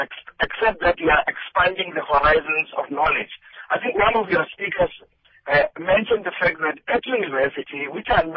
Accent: Sekhukhuneland, Limpopo, South Africa; English is a second language; I come from Sekhukhuneland. {S1} Mm. {S15} I'm here. I am not Zulu speaking, but I speak Zulu because I'm here.

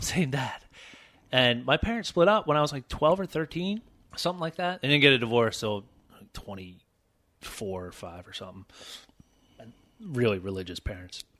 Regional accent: Philadelphia, Pennsylvania, United States; I grew up in Philadelphia

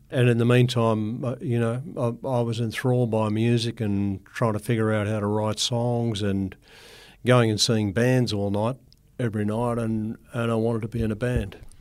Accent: Grafton, New South Wales, Australia; also born or lived in Ayr, Queensland; we moved down to another farm outside Grafton, and that's where I grew up.

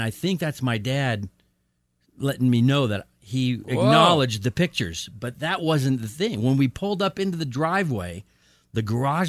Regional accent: Roswell, New Mexico, United States; I was born in Roswell, New Mexico.

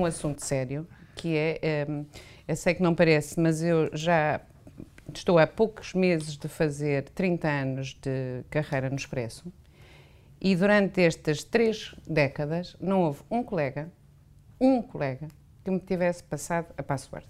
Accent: Lisbon, Portugal; sou de Lisboa

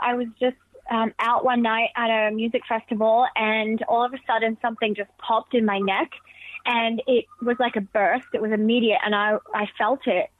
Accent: Alice Springs, Northern Territory, Australia; where I grew up in Alice Springs

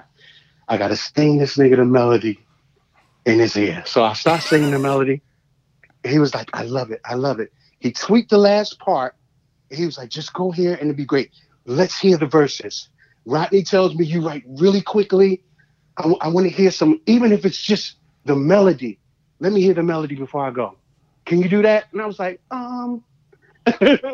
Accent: Newark, New Jersey, United States; I'm from Newark, New Jersey

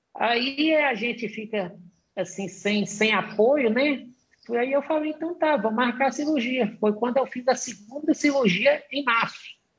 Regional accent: Montes Claros, Minas Gerais, Brazil; Eu sou de Minas, eu sou do norte de Minas, da cidade de Montes Claros

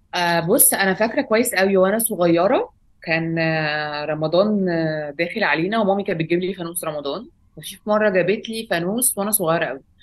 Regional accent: Alexandria, Alexandria Governorate, Egypt; moved away as an adult; now in Cairo, Egypt; اتربيت في اسكندريه في, في مصر لغايه ما بقى عندي 19 سنه

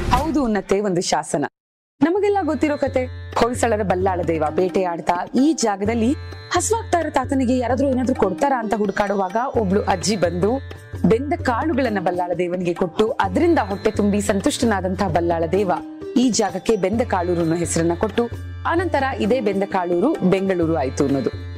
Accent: Bengaluru, Karnataka, India

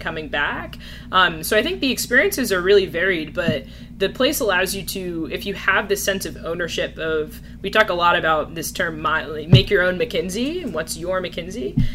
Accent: New Jersey, United States; moved away as an adult; also born or lived in California; now in New York, United States; I grew up in New Jersey.

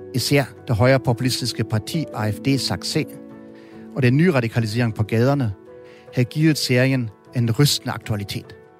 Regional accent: Germany; jeg er jo ikke den eneste tysker, der har nazistiske øh, baggrund

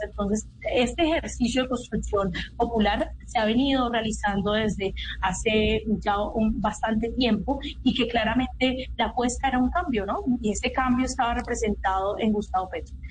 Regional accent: Cali, Valle del Cauca, Colombia; soy de Cali, del Pacífico colombiano

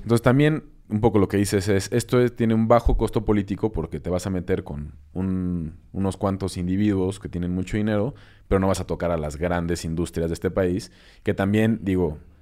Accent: Mexico

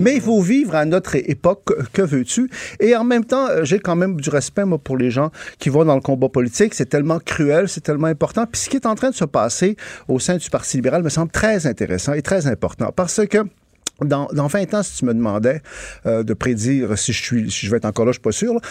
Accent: Quebec, Canada; les Québécois peuvent être mollassons parfois, tu sais, on est un peu doux

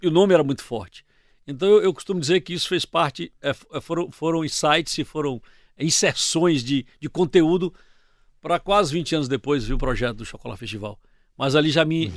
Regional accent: Salvador, Bahia, Brazil; moved away as an adult; eu vim de Salvador

